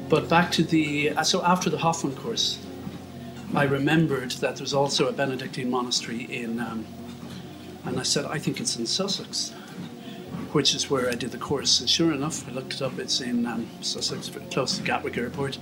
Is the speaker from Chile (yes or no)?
no; Ireland; as an Irish Catholic